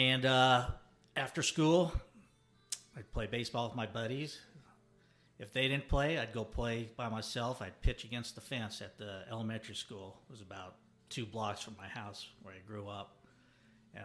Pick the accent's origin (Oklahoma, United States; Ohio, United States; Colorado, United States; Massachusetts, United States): Colorado, United States; Denver; I grew up in Denver, Colorado